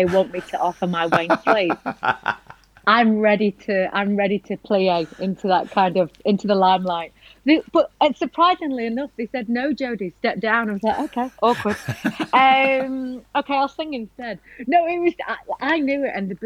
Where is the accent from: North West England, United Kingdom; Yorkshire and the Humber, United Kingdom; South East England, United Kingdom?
North West England, United Kingdom; Blackpool; now in London, United Kingdom; I came from Blackpool and then I went to live in London.